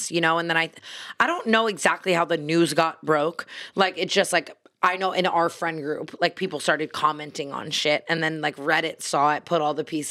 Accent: Las Vegas, Nevada, United States; I'm from Vegas.

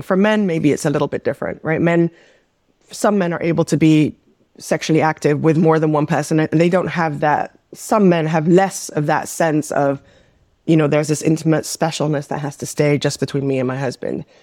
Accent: Amsterdam, North Holland, Netherlands; also born or lived in New York; now in Los Angeles, United States; We grew up in the Netherlands, in Amsterdam

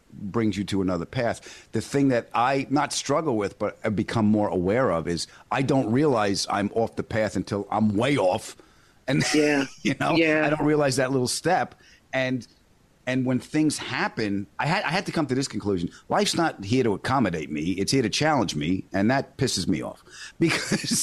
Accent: Long Island, New York, United States; also born or lived in Queens, New York; I was born in Queens, raised on Long Island. I sound like this

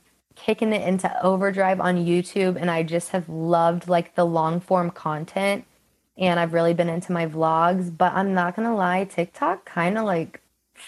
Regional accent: Kansas, United States; I just turned 24 and I'm from Kansas

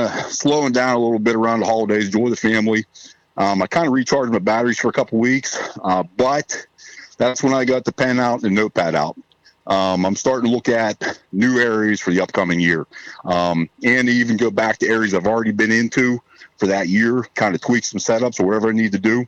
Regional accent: Southwest Pennsylvania, United States; I'm from Southwest Pennsylvania, born and raised here.

